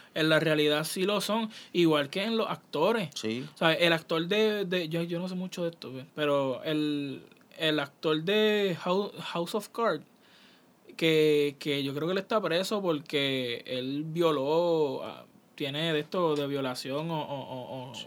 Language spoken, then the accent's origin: Spanish; San Lorenzo, Puerto Rico; yo soy de San Lorenzo, Puerto Rico. San Lorenzo es un, un pueblo de Puerto Rico